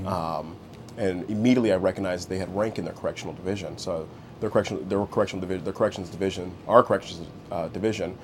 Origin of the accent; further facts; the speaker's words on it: Bellflower, California, United States; also born or lived in Indio, California; Originally born and raised in Bellflower.